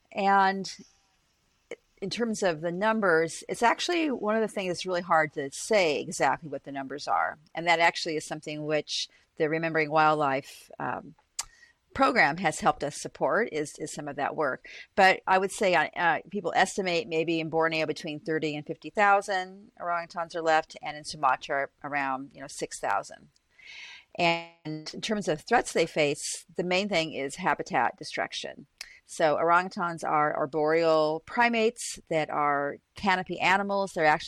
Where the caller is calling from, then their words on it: Boston, Massachusetts, United States; So I'm calling from Boston University, where I am a professor of biological anthropology as well as biology.